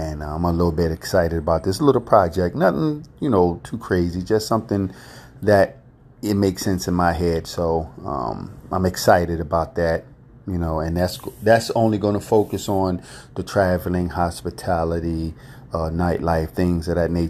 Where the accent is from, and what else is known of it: United States